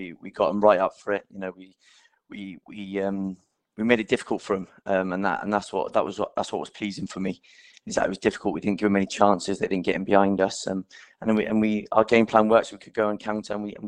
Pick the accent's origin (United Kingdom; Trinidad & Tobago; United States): United Kingdom; Reading, South East England; also born or lived in Exmouth / Swansea; Yeah, I was born in Exmouth. I don't remember too much. I was only 4 when I moved away. And then my dad's job brought us up to Reading.